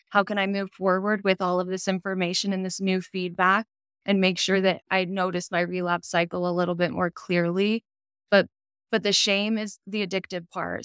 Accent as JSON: {"language": "English", "region": "Utah", "country": "United States", "said": "I'm from Utah"}